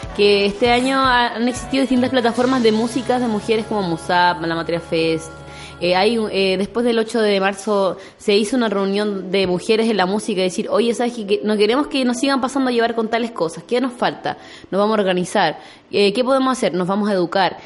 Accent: Puerto Montt, Los Lagos, Chile; soy de Puerto Montt

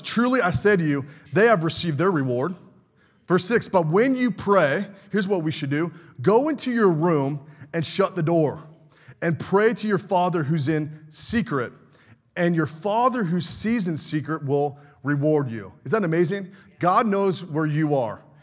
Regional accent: California, United States; moved away as an adult; now in Michigan, United States; a Californian coming out to be a Michigander

